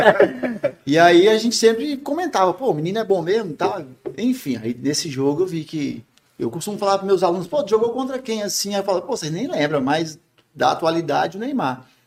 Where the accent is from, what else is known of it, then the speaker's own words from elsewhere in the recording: Rio Grande do Norte, Brazil; Sou potiguar, comedor de ginga com tapioca